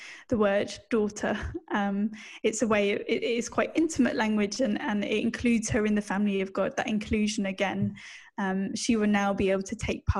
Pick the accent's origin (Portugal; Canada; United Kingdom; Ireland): United Kingdom; accent: British; now in Australia; you can tell that I'm British from my accent